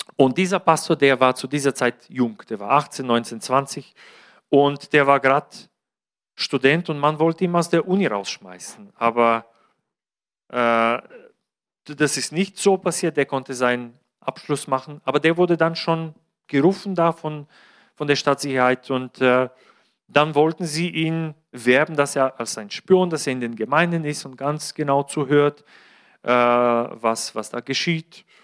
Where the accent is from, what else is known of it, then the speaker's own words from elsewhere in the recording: Bulgaria; moved away; Bulgarien, mein Heimatland